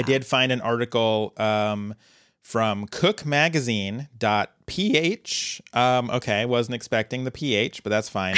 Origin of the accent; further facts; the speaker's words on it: Colorado, United States; moved away; born and raised in Colorado